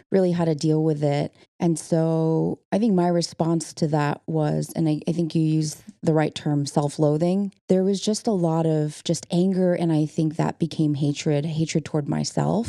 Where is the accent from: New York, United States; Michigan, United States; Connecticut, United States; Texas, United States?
Michigan, United States; Okemos; I was born in Okemos, Michigan, in a town that's very small and very white